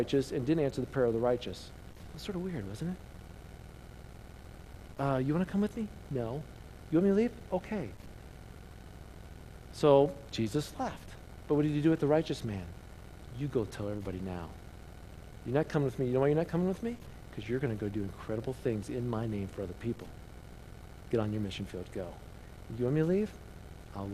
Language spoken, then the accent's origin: English; Indiana, United States; I grew up in Indiana